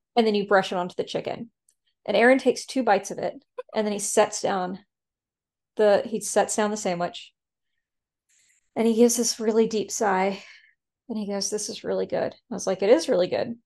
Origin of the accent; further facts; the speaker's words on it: the South, United States; I'm from the South